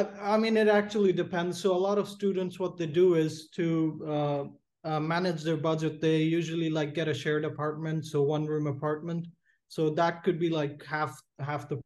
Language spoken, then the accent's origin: English; Pakistan; moved away as an adult; now in Budapest, Hungary; So I'm basically from Pakistan, so I live in the south of Pakistan